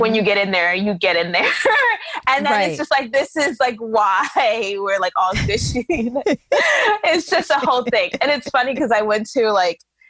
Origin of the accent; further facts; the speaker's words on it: New York City, New York, United States; because I was born here, because I was raised here